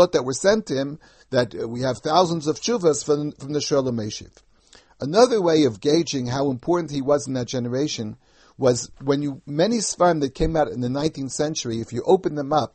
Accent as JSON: {"language": "English", "town": "New York City", "region": "New York", "country": "United States", "tie": "born or raised there", "said": "the custom that I remember from growing up in the United States"}